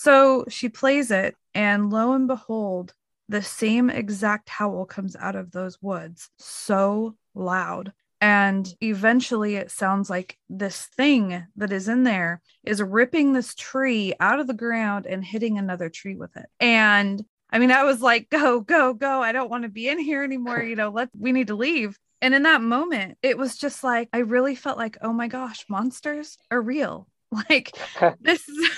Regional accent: Oregon, United States; I'm from Oregon and I flew over to Ohio

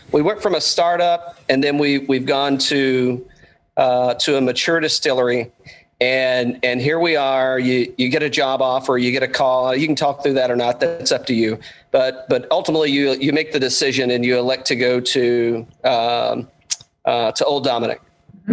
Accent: Tri-Cities area, Tennessee, United States; moved away; I'm I'm originally a Tennessee guy from the complete other end of the state. Uh, I'm I'm from uh, from the Tri Cities area, but um, so you know, and just growing up in Tennessee

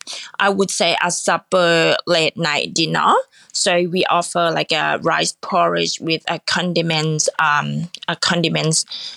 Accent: Nakhon Pathom, Thailand; Well, I'm actually from the Nakhon Pathom, which is a central part of Thailand.

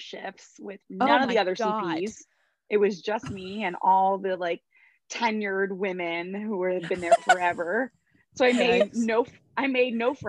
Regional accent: New Jersey, United States; moved away as an adult; now in Florida, United States; I'm originally from New Jersey.

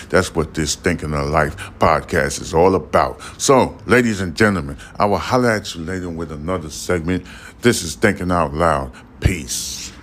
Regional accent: New York City, New York, United States; now in Texas, United States; I'm a full blown 100% New Yorker. I'm talking about Harlem life

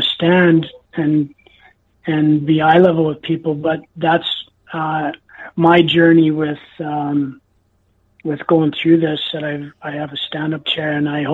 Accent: Enderby, British Columbia, Canada; my hometown, Enderby, British Columbia

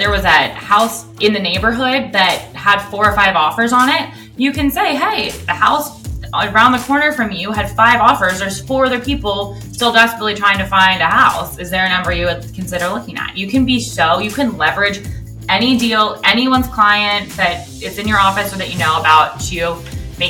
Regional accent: Los Angeles, California, United States; also born or lived in Westlake Village / Malibu; I grew up in the San Fernando Valley and then moved to Westlake Village

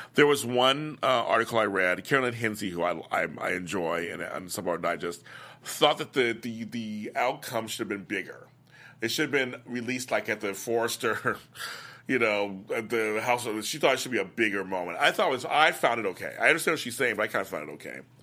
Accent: Inglewood, California, United States; my hometown, Inglewood, here in California, Los Angeles

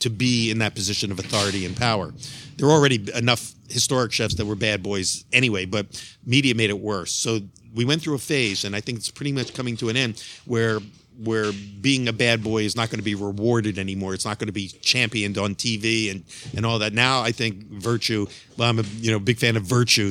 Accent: Philadelphia, Pennsylvania, United States; I'm from Philadelphia, Pennsylvania

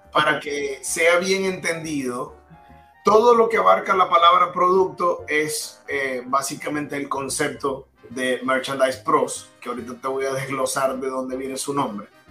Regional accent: Maracaibo, Zulia, Venezuela; moved away as an adult; also born or lived in Florida, United States; now in United States; todos los que somos maracuchos

